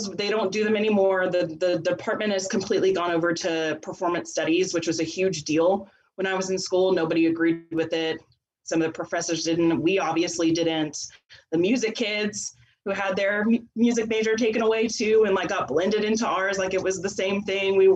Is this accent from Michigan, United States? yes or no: no; Sealy, Texas, United States; I'm from Sealy, Texas. I'm a I'm a coach's kid, so we moved around a whole lot. But for the majority of my my grade school, I, I was in Sealy